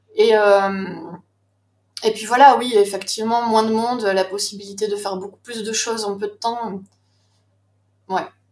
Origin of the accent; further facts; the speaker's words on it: Toulouse, Occitania, France; moved away as an adult; also born or lived in Paris; now in Besançon, France; Je suis toulousaine d'origine, mais j'ai passé cinq ans à Paris pour mes études et depuis 2003, je vis à Besançon.